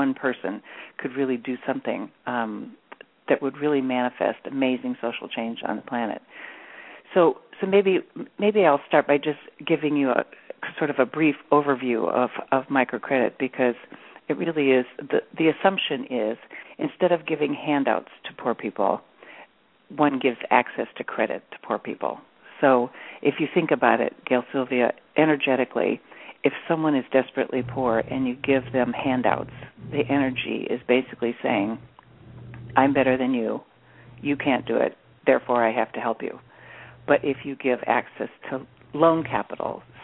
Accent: Midwest, United States; I grew up in the Midwest part of the U.S. in a small community

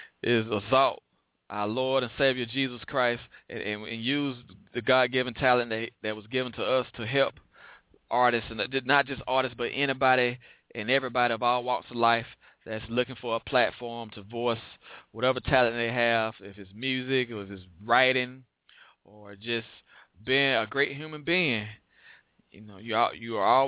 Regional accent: Chicago, Illinois, United States; I'm from Chicago, so I have family up there in Gary

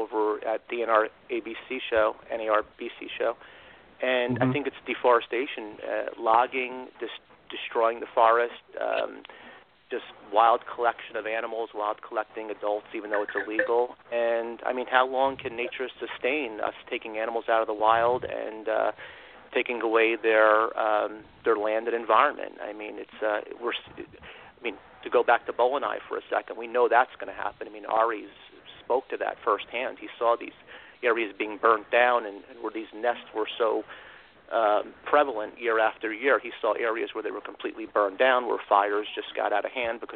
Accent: New Jersey, United States; I grew up in New Jersey, and I had the privilege of growing up pretty close to Pennsylvania.

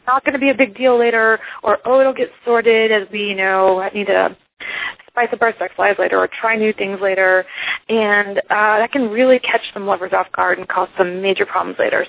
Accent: Iceland; now in United States; I'm originally from Iceland

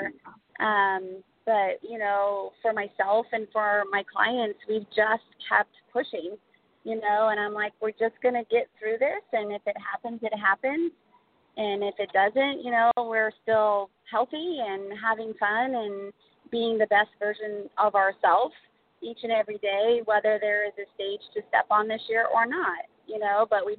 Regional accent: St. Louis, Missouri, United States; I'm from St. Louis, Missouri.

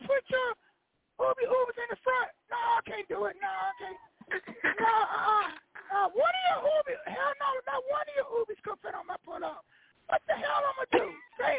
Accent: Compton, California, United States; I'm from Compton.

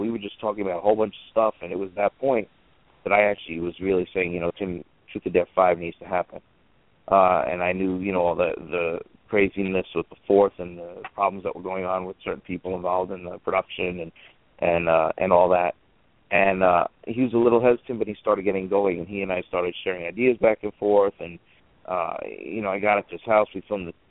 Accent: New York, United States; I'm from New York

